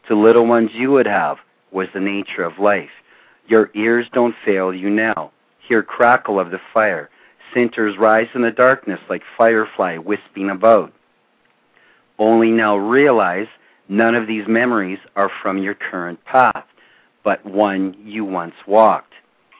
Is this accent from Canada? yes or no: yes; Ontario, Canada; Canada. We are on the border, the international border with Northern Michigan.